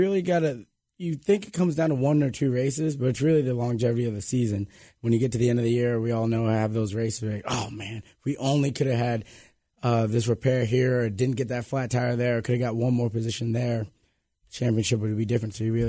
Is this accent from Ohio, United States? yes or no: no; Vermont, United States; moved away; I'm from Vermont